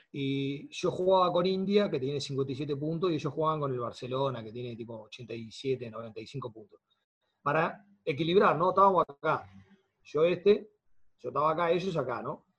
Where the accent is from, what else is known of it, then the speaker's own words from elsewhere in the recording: Montevideo, Uruguay; yo nací en el Cerrito de la Victoria